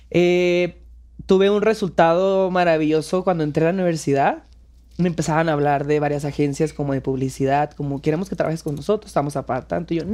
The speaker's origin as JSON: {"language": "Spanish", "region": "northern Mexico", "country": "Mexico", "accent": "northern", "lives_now": "Mexico City, Mexico", "said": "pues aquí estoy en la Ciudad de México, me, decidí venirme para acá. También me hacen bullying por mi acento, no nada más"}